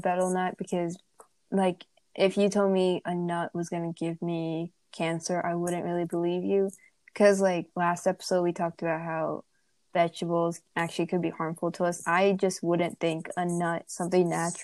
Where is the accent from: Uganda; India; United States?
India; Growing up in India